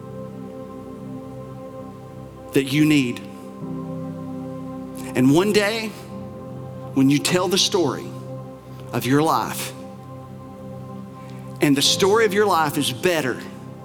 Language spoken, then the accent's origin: English; Bell County, Appalachia, Kentucky, United States; here in Appalachia, and I love Appalachia, I'm from here, I'm from Bell County, and that's about as Appalachia as it comes